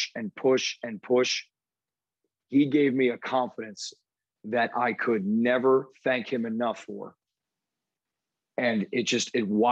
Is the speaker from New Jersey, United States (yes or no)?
yes; New Jersey, United States; moved away; where I grew up in New Jersey